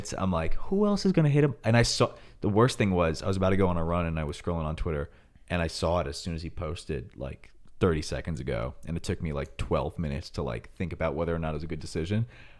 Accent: New York, United States; I didn't know how bad it was because we are from New York

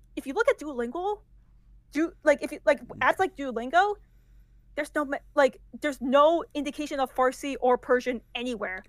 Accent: United States; first language English; I only had to like learn uh English because I was born in America and I was a first generation uh, Iranian American

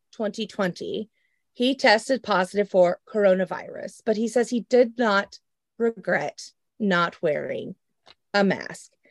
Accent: Oklahoma, United States; I'm from Oklahoma, born and raised, the great state, Oklahoma

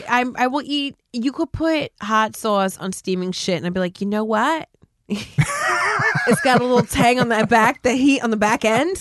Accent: New Jersey, United States; also born or lived in West Coast; I'm from Jersey and it's almost like a speech impediment

